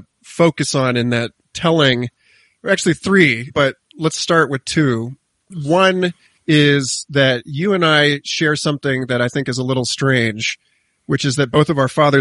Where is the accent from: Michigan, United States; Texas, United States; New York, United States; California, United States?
California, United States; Los Angeles; moved away; also born or lived in Orlando; I was conceived in a home that backed up against the McLean Game Refuge in Simsbury, Connecticut. But I was born in Los Angeles because my parents moved out there.